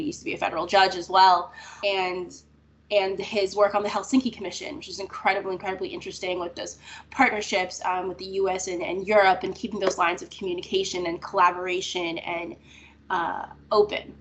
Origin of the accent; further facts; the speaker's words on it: Florida, United States; I grew up in Florida